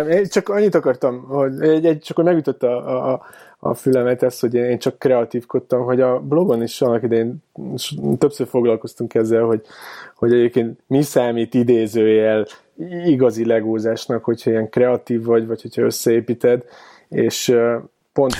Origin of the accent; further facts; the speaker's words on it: Keszthely, Zala, Hungary; also born or lived in Pécs; now in Budapest, Hungary; én egyébként keszthelyi vagyok